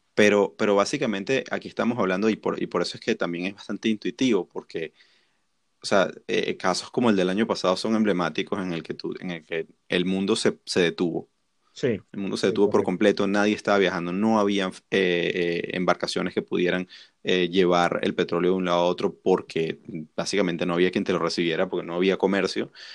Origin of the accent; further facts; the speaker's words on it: Venezuela; nosotros que somos venezolanos